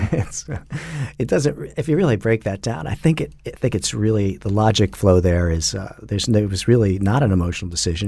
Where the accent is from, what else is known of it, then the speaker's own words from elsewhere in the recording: Trumbull, Connecticut, United States; I grew up in Trumbull, Connecticut.